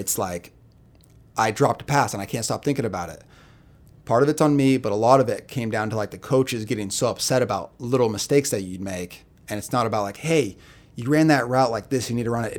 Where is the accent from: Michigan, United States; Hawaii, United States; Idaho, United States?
Idaho, United States; Boise; I grew up in Boise, Idaho